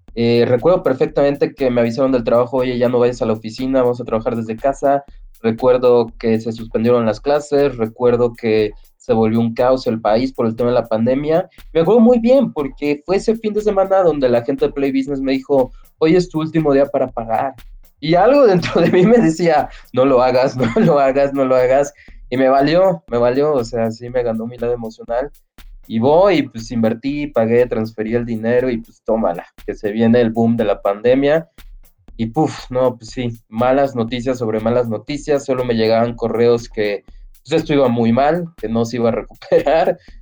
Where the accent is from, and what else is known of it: Mexico